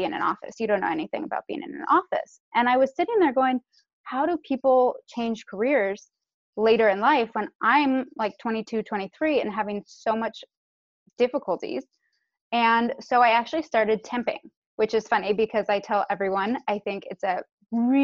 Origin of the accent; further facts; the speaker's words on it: San Francisco, California, United States; I'm actually sixth generation born and raised in San Francisco.